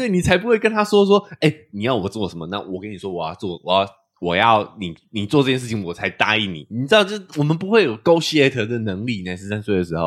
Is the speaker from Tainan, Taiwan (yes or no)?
no; New Taipei, Taiwan; moved away as an adult; also born or lived in mainland China; 我们自己在西，呃，新北是有，是有房子的